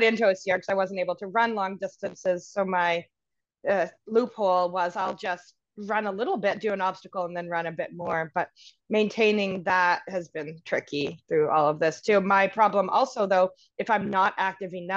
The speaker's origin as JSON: {"language": "English", "country": "Canada", "also_born_or_lived": "British Columbia", "said": "I'm from Canada. I live in BC."}